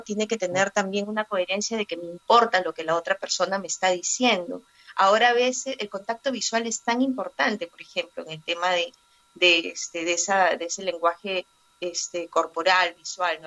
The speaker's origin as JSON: {"language": "Spanish", "country": "Peru", "said": "yo soy peruana, soy periodista, eh, vivo actualmente en la ciudad de Lima"}